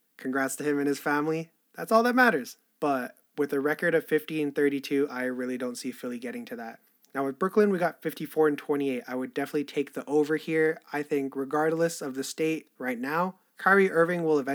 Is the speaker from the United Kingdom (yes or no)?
no; Canada; I'm Canadian